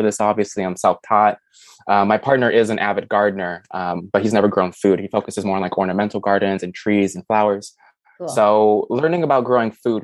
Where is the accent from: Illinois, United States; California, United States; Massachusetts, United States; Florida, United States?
Illinois, United States; Chicago; moved away as an adult; also born or lived in New York City, United States; now in Tennessee, United States; I was born and raised in a major city, Chicago, and I moved to New York to pursue a career in photography